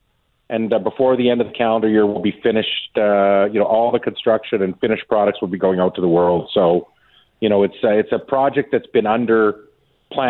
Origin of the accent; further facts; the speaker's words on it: Davidson, Saskatchewan, Canada; my hometown of Davidson